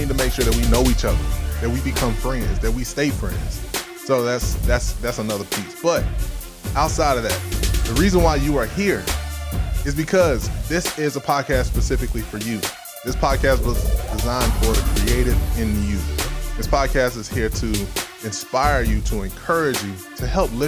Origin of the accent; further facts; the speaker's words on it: Ghana; moved away; I am Ghanaian. I'm an African boy